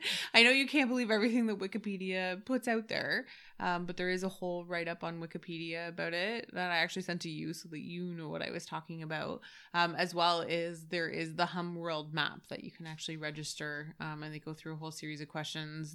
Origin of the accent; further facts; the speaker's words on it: Canada; being Canadian